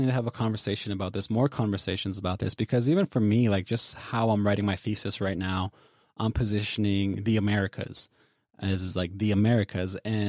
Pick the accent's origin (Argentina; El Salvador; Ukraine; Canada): Canada; the Prairies; growing up on the prairie, we grew up really immersed in our land-based practice